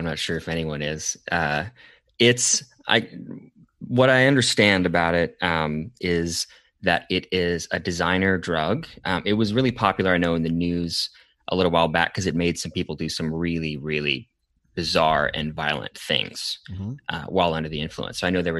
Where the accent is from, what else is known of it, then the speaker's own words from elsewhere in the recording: Portland, Oregon, United States; So I love coffee. Uh-huh. I am from Portland.